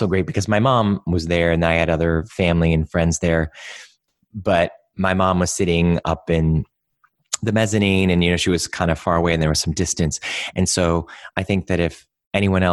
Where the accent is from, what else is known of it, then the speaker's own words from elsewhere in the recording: Cleveland, Ohio, United States; moved away; I grew up in Cleveland, not too far from where you guys are